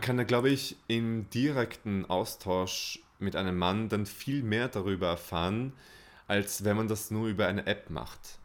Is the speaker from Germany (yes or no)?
no; Austria; bei uns in Österreich.